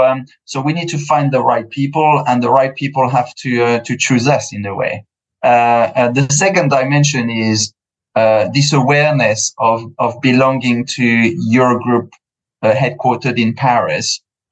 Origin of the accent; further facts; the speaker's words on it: United Kingdom; I'm quite British in a way as well. I grew up here on through the corporate ladder in an Anglo-Saxon environment.